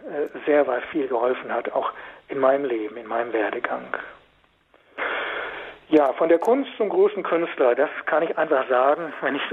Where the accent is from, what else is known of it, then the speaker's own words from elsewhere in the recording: Lower Saxony, Germany; also born or lived in Westphalia; in meiner Heimat in Westfalen, im Osnabrücker Raum